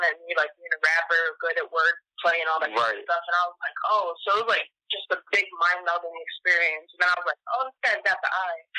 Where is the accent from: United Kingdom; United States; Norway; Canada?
United States; Baldwinsville, New York; I am from Baldwinsville, New York, which is like a little subsection of Syracuse, New York.